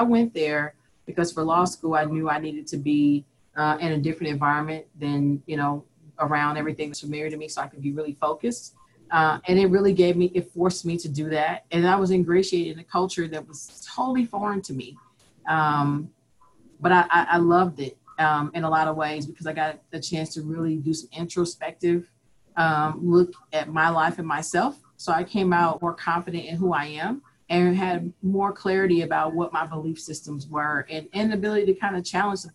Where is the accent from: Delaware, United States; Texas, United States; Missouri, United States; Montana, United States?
Missouri, United States; Kansas City; also born or lived in Vermillion, South Dakota; I am born and raised in Kansas City, Missouri